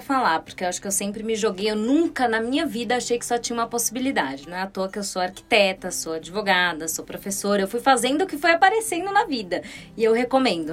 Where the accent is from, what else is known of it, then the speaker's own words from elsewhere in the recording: Brazil; aqui no Brasil